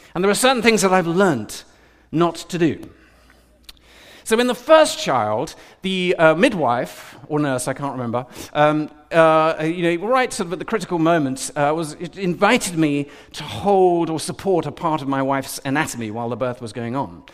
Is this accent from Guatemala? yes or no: no; United Kingdom; I'm more British